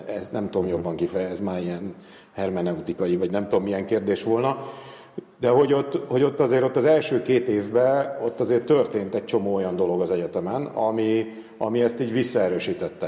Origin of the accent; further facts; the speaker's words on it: Devecser, Veszprém County, Hungary; moved away; also born or lived in Tapolca; E, illetve Tapolcán születtem, csak Devecserben nőttem fel